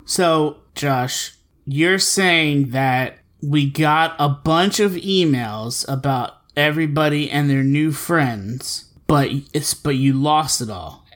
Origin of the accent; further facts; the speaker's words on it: Philadelphia, Pennsylvania, United States; I'm from Philly